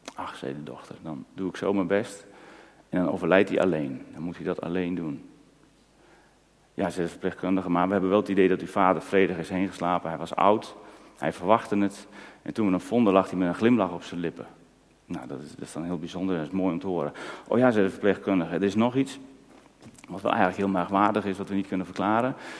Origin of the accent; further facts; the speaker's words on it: Netherlands; voor ons Nederlanders